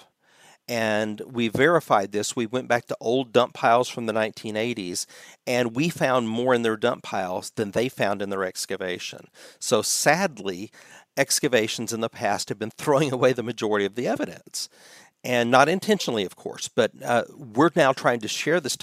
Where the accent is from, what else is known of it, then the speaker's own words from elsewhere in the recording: United States; as an American